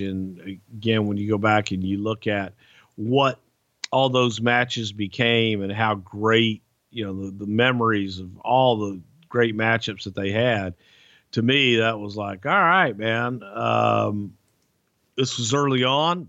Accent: Texas, United States; I grew up in Texas where the cage match was the blow-off

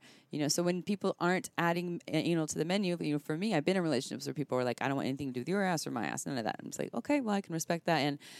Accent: Santa Cruz, California, United States; I'm from Santa Cruz.

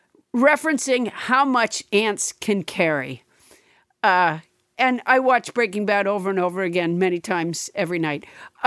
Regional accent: Massachusetts, United States; when I was growing up in Massachusetts

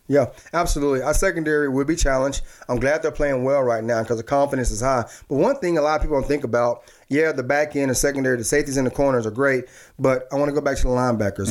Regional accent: Dallas, Texas, United States; me as a kid growing up in Dallas

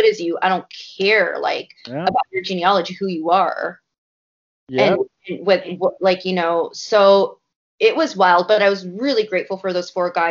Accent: Canada; a Canadian myself

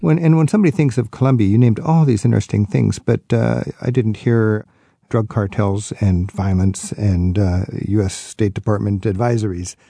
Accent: United States; as an American

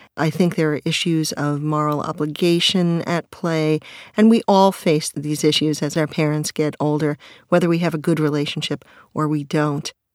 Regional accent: New York, United States; My mother is a New Yorker. I'm a New Yorker

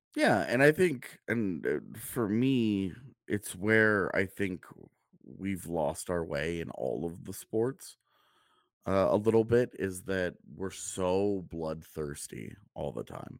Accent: outside of Houston, Texas, United States; moved away; growing up outside of Houston and going to Astros games

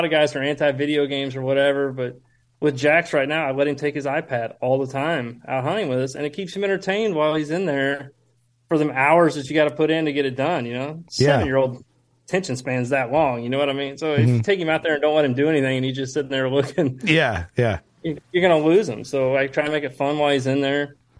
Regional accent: Midwest, United States; but you know, we're from the Midwest. We don't get to see the, you know, very rarely get opportunity to velvet deer around here.

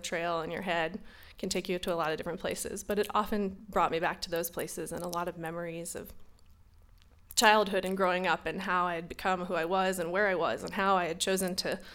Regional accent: North Carolina, United States; Growing up in North Carolina, 1220 Selwyn Lane, that was my home

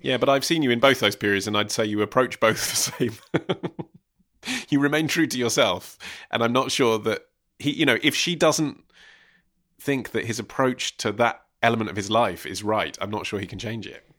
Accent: England, United Kingdom; we're English.

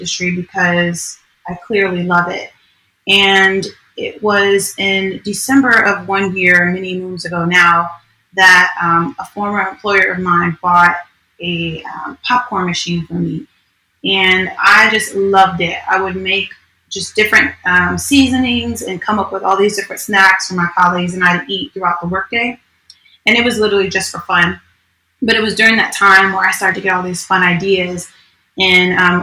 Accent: New York, United States; now in Orlando, United States; I'm originally from New York.

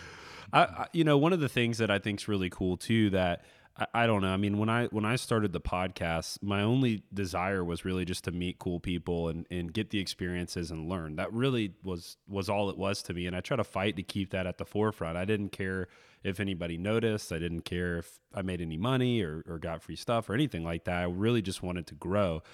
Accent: Florida, United States; a kid growing up in Florida

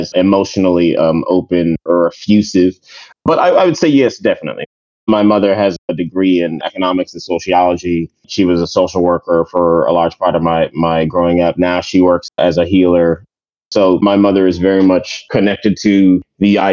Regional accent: United States; also born or lived in New York / Maryland / Jamaica (family); I'm a first generation American. My family, we're from Jamaica. So my brothers and I were born here in New York and in Maryland, near Washington, D.C.

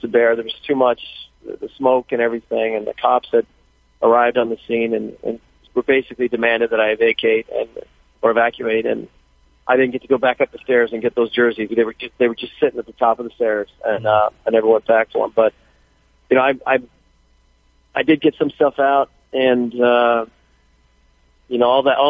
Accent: Thousand Oaks area, California, United States; my hometown, starting with the shooting at the borderline

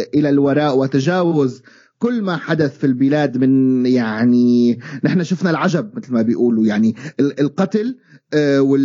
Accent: Syria; moved away

